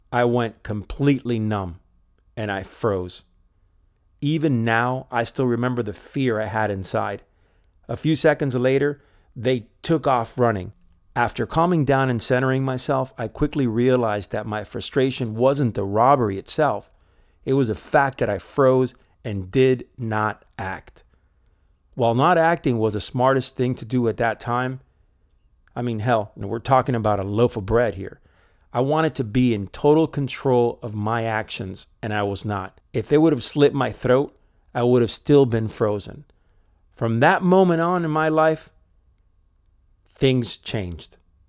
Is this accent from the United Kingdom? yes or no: no; Spain; also born or lived in Miami, United States; I was born in Miami, but for most of my childhood years, I lived in Spain.